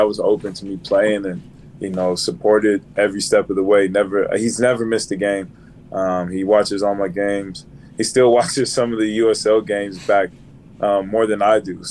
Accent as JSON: {"language": "English", "town": "Richmond", "region": "California", "country": "United States", "tie": "born or raised there", "moved": "yes", "said": "we're from Richmond, California"}